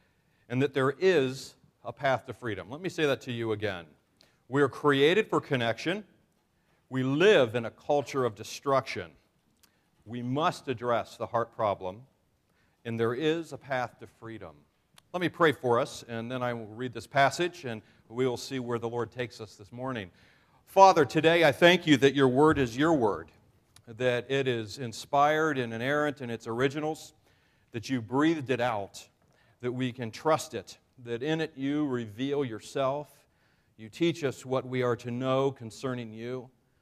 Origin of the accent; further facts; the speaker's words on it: New York, United States; I am a New Yorker